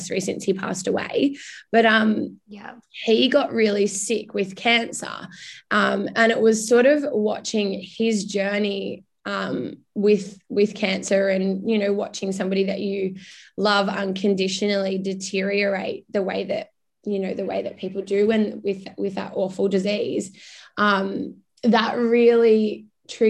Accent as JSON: {"language": "English", "town": "Darwin", "region": "Northern Territory", "country": "Australia", "tie": "born or raised there", "also_born_or_lived": "United Kingdom", "moved": "as an adult", "lives_now": "Melbourne, Australia", "said": "My hometown, which you touched on earlier, Belle, is Darwin. So I grew up in the Northern Territory, which is still very much home to me"}